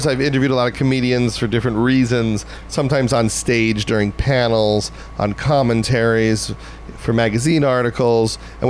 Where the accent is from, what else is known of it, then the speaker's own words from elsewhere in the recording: Long Island, New York, United States; I was from Long Island.